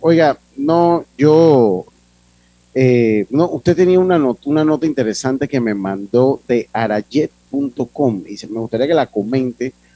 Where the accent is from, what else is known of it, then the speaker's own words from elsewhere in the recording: Las Tablas, Los Santos, Panama; moved away; mi pueblo querido, Santo Domingo Las Tablas